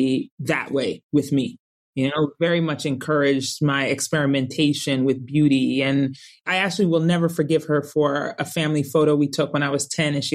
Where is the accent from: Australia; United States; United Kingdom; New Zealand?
United States; Colorado Springs, Colorado; my best friend was Summer growing up in Colorado Springs, Colorado.